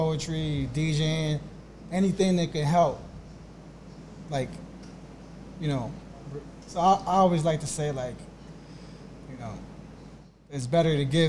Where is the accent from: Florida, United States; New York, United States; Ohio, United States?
Ohio, United States; Cleveland; also born or lived in Twinsburg, Ohio; I'm Honduran-American, first-generation American. So I grew up in Clark Fulton, and I don't live there.